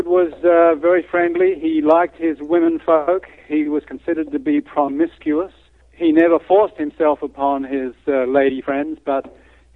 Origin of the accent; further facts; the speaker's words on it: Adelaide, South Australia, Australia; moved away as an adult; also born or lived in Houston / Atlanta, Georgia; now in San Antonio, United States; I was originally from Australia, and I went to a private school in Adelaide